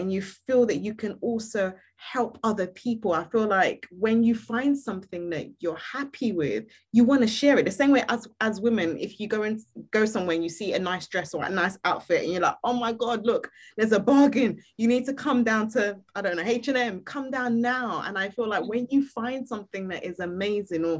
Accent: Nigeria; I'm Nigerian

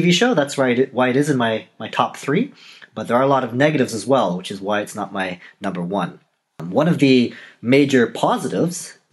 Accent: Canada; moved away; I am Canadian. I was born in Canada. It's been a while since I lived in Canada

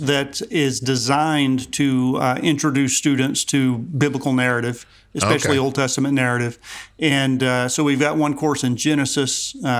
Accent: Savannah, Georgia, United States; moved away as an adult; now in East Tennessee, United States; I grew up in South Georgia, but I've been living in East Tennessee now for about 30 years, so I guess I'm an East Tennessee boy.

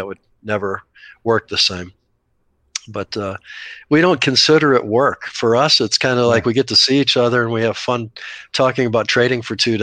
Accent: Scottsdale, Arizona, United States; Scottsdale, my hometown

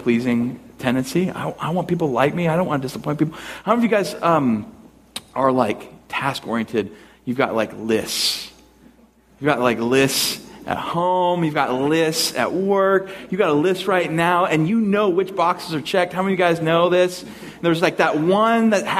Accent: United States; because we're American

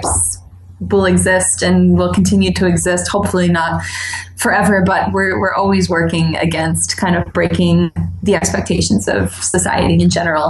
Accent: closer to New York City, United States; moved away as an adult; now in Rochester, United States; Born and raised closer to New York City and moved to Western New York for school and never left

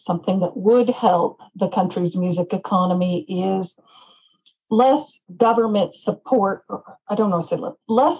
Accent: Memphis, Tennessee, United States; moved away as an adult; now in Tokyo, Japan; my hometown in Memphis

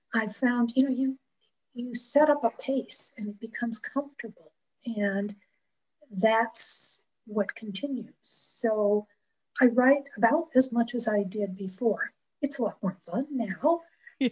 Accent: Buffalo, New York, United States; now in Cheyenne, United States; I was raised outside of Buffalo, New York.

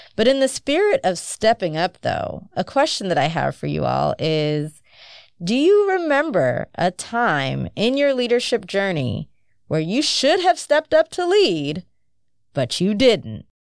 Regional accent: United States; growing up in the United States

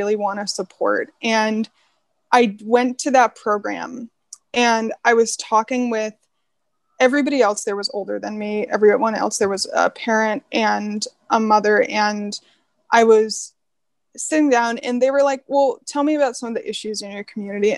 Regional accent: Palo Alto, California, United States; I grew up in Palo Alto, obviously, had a really great experience growing up in Palo Alto

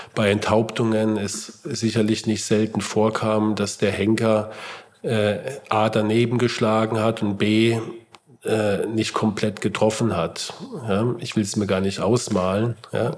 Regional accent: Heidelberg, Baden-Württemberg, Germany; meine Heimatstadt Heidelberg

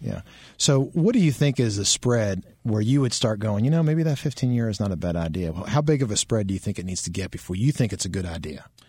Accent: Maryland, United States; moved away; I grew up in Maryland, so, you know, they play lacrosse up there.

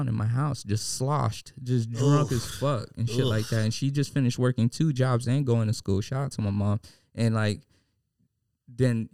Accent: New York City, New York, United States; now in San Diego, United States; I grew up in East 92nd and Rutland Road

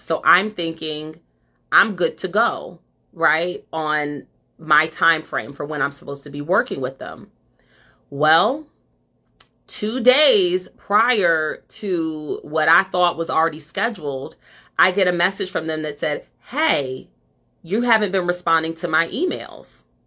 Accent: Ohio, United States; moved away; I'm from Ohio

